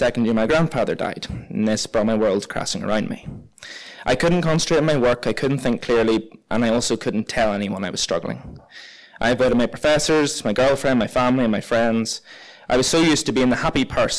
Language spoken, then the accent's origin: English; Ballynahinch, Northern Ireland, United Kingdom; we kept her at my parents' dairy farm where I was raised in Ballinahinch